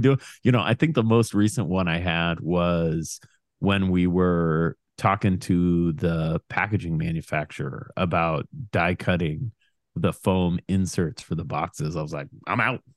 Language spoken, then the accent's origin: English; Portland, Oregon, United States; I grew up on Foster Road in Portland.